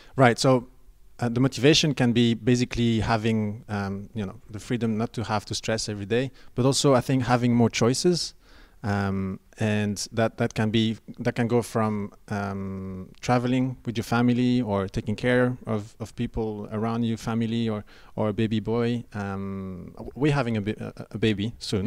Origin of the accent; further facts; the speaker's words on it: Belgium; moved away as an adult; I'm an expat, and I came over here and there's no pension plan. Uh, and I was looking at ways of contributing back in my home country, which is Belgium